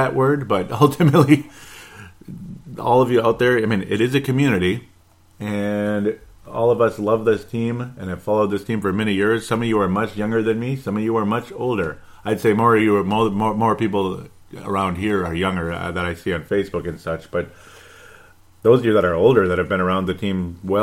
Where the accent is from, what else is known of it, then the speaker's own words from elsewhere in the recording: Golden Valley, Minnesota, United States; where I grew up in Golden Valley, Minnesota